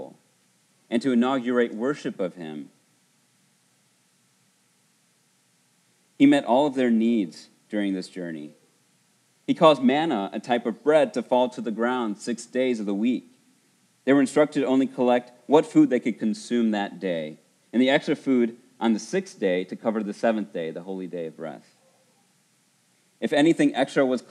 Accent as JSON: {"language": "English", "town": "Buena Park", "region": "California", "country": "United States", "tie": "born or raised there", "said": "I remember growing up in Buena Park 30 years ago"}